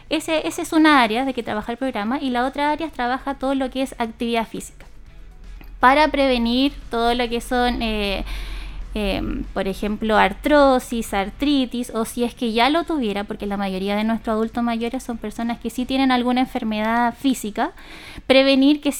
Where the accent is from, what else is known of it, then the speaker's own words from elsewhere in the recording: Linares, Maule, Chile; estas dos duplas que somos de Linares, trabajamos con distintas poblaciones dependiendo del sector de Linares.